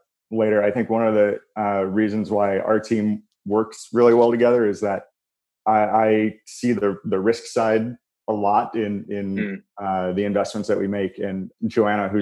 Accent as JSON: {"language": "English", "town": "Chicago", "region": "Illinois", "country": "United States", "tie": "born or raised there", "also_born_or_lived": "St. Louis", "said": "I'm a Chicagoan through and through. I grew up in the suburbs here"}